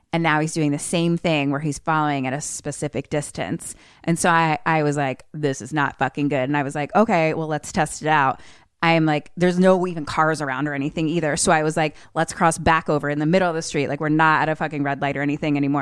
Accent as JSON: {"language": "English", "town": "Philadelphia", "region": "Pennsylvania", "country": "United States", "tie": "born or raised there", "said": "I grew up in Philly and I have lots of brothers"}